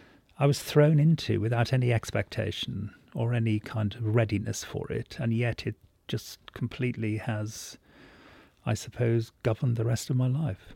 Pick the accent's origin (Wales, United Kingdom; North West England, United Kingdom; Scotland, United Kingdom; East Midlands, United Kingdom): Wales, United Kingdom; Well, I was born in North Wales, somewhere between Wrexham and Llangollen, and my family owned a pub, and it was an extraordinary place to be brought up.